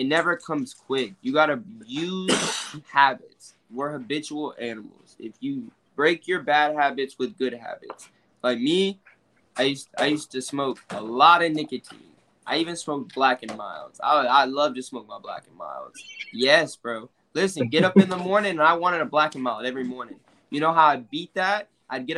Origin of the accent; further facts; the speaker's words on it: Florida, United States; we're from Florida